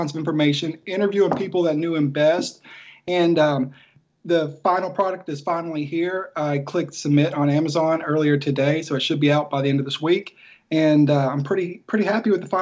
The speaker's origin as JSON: {"language": "English", "region": "Tennessee", "country": "United States", "tie": "born or raised there", "said": "Growing up in Tennessee"}